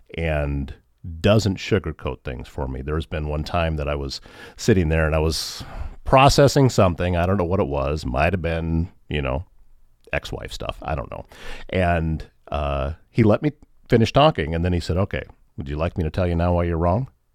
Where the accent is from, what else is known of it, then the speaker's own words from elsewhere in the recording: Northwest Iowa, United States; I grew up in Northwest Iowa